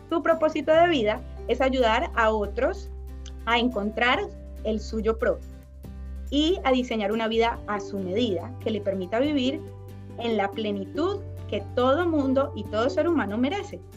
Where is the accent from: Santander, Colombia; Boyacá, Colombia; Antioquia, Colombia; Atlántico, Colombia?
Antioquia, Colombia; Medellín; Yo soy de Medellín, de Colombia.